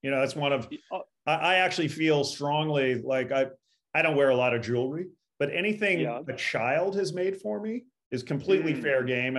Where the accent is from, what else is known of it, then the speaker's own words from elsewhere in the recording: Los Angeles, California, United States; I was born down in Los Angeles